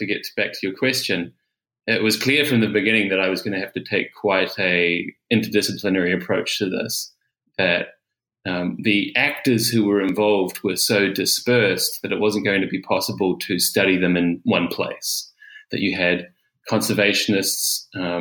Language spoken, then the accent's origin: English; New Zealand; moved away as an adult; also born or lived in Auckland, New Zealand; now in Melbourne, Australia; I'm from Aotearoa, New Zealand